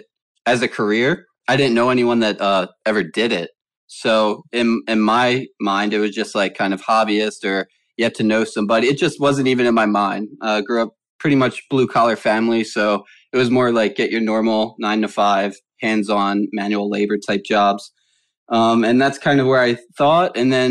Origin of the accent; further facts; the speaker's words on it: Philadelphia, Pennsylvania, United States; moved away as an adult; also born or lived in Delaware / Lancaster, Pennsylvania; now in Los Angeles, United States; I also grew up in Philadelphia